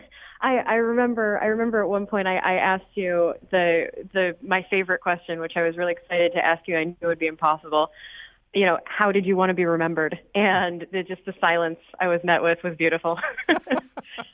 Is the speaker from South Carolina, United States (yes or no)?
no; West Hartford, Connecticut, United States; I grew up in West Hartford